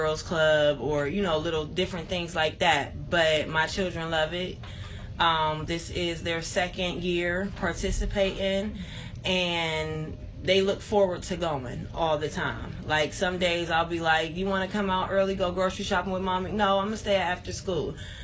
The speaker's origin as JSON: {"language": "English", "town": "Youngstown", "region": "Ohio", "country": "United States", "tie": "born or raised there", "said": "I was always born and raised in Youngstown on the South Side"}